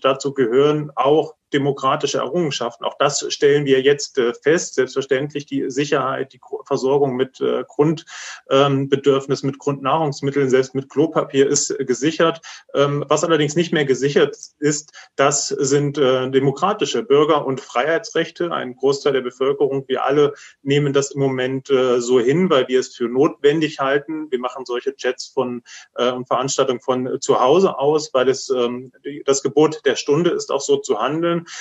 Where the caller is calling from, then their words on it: Jena, Thuringia, Germany; Ich bin aus Jena zugeschalten